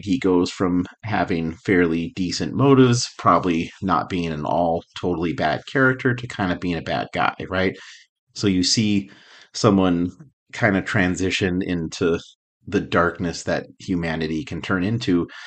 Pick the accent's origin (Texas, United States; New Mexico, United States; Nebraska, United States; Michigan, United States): New Mexico, United States; Albuquerque; I grew up in Albuquerque